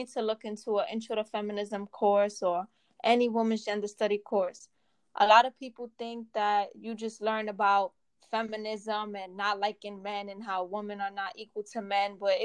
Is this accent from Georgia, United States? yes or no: no; New York City, New York, United States; I'm also from Harlem.